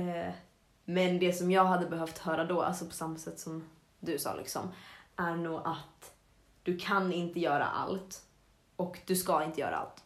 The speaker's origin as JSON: {"language": "Swedish", "town": "Avesta", "region": "Dalarna County", "country": "Sweden", "moved": "yes", "said": "när jag var hemma i Avesta så snackade jag och Filip, min lillebror"}